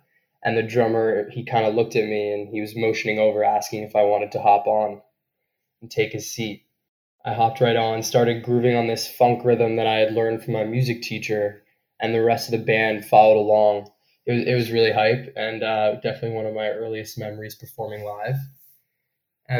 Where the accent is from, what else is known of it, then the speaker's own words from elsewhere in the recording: New York City, New York, United States; I'm from New York City. Grew up, born and raised here.